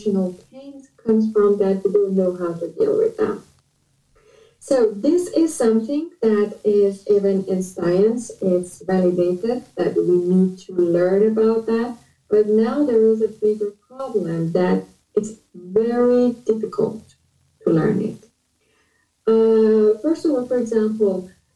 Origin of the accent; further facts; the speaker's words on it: Iran; moved away as an adult; now in Canada; I am from Iran